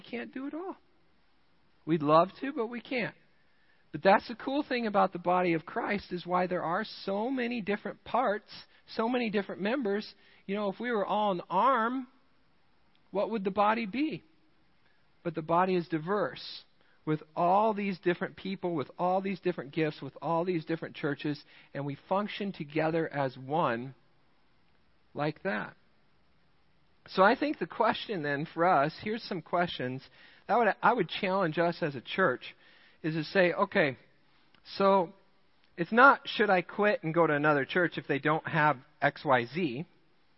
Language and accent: English; Rochester, Minnesota, United States; now in Midland, United States; I grew up in Rochester, Minnesota, the home of Mayo Clinic